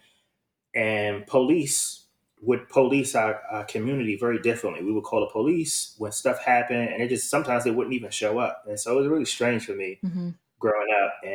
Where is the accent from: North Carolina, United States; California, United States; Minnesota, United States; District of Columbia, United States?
District of Columbia, United States; Washington; also born or lived in Prince George's County, Maryland; I am from Washington, D.C., and I grew up around like the late 80s, early 90s, and I stayed with my grandmother